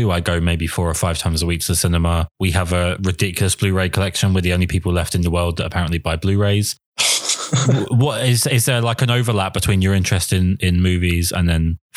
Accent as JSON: {"language": "English", "region": "England", "country": "United Kingdom", "accent": "southern English", "said": "not have to listen to my appalling southern accent."}